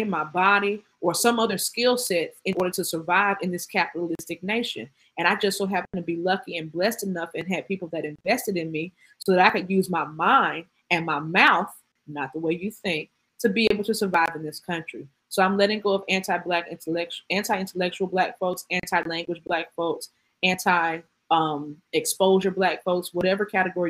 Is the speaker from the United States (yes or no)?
yes; Atlanta, Georgia, United States; I'm from Atlanta